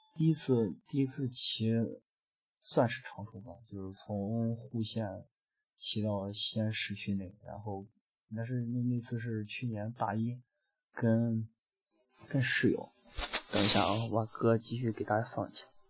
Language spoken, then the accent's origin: Chinese; Pucheng, Shaanxi, China; 骑行回家，回蒲城。我的老家儿蒲城